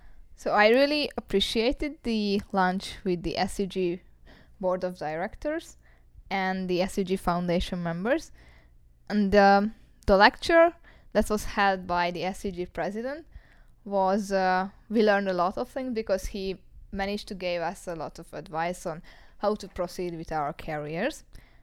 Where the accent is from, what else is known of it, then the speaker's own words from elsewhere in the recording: Hungary; from Hungary, from the Eötvös Loránd University.